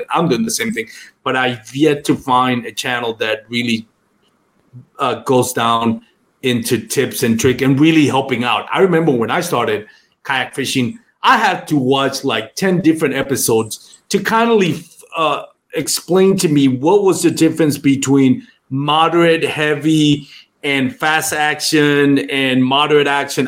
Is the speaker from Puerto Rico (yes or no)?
yes; Puerto Rico; first language Spanish; English is a second language; moved away as an adult; Grew up in Puerto Rico, lived there for most of my life